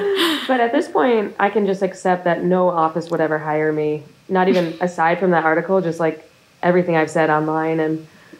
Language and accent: English; outside of Buffalo, New York, United States; Outside of Buffalo, in like the wealthiest town outside of Buffalo.